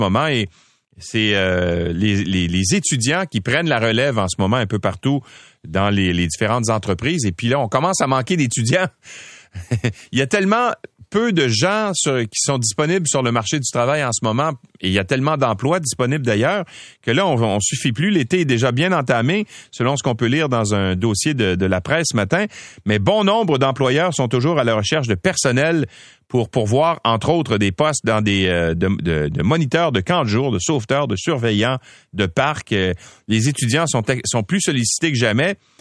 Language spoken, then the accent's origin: French; Quebec, Canada; chez nous au Québec